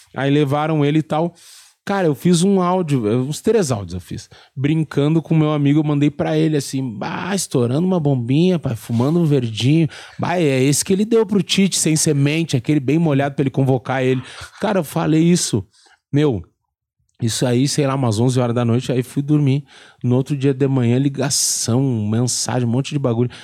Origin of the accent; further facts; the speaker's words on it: Rio Grande do Sul, Brazil; eu saí do Rio Grande do Sul